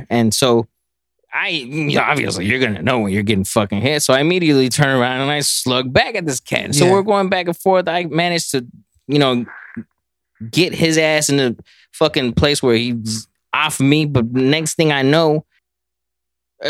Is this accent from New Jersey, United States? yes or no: no; Dallas, Texas, United States; I'm from North Dallas